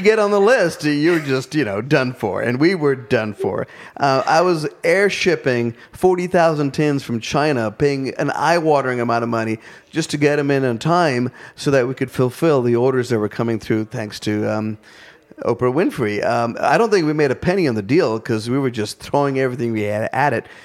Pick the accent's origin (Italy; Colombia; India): India; now in Asheville, United States; I'm still an Indian interpreting Southern food through the lens of being an Indian